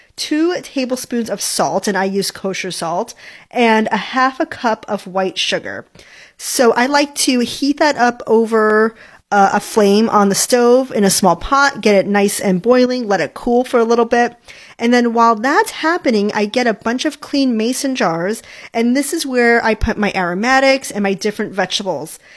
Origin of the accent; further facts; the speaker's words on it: Hawaii, United States; I grew up in Hawaii